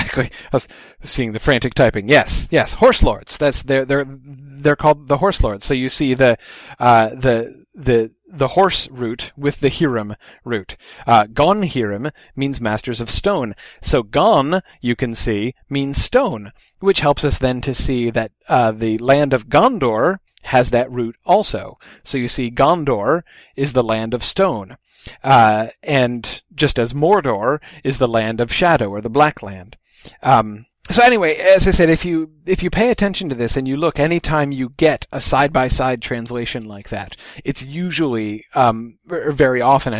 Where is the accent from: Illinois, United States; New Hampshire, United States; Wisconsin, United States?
New Hampshire, United States; I'm from New Hampshire